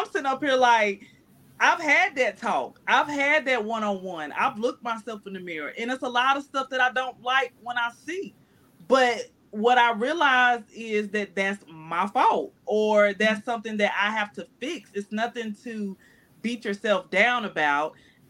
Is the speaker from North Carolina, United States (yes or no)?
yes; North Carolina, United States; moved away; I'm from North Carolina